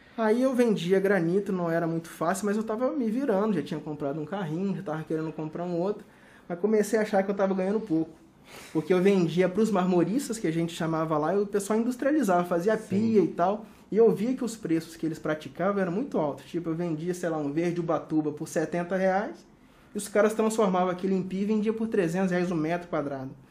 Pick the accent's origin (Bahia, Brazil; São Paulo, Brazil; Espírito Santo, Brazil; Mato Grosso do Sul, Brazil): Espírito Santo, Brazil; Cachoeiro de Itapemirim; also born or lived in Ponte Nova, Minas Gerais / Porto Velho; Sou originalmente mineiro, mas fui criado em Cachoeiro de Itapemirim